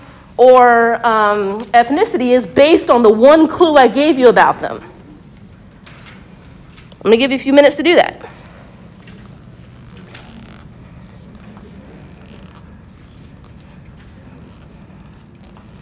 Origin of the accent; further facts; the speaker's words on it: United States; I'm a Black American, but non-Latinx